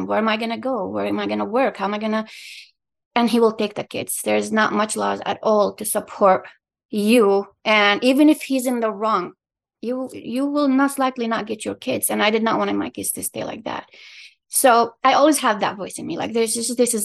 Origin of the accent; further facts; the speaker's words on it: Palestine; English is a second language; also born or lived in Qatar; now in Michigan, United States; I was born in Palestine, I lived in Qatar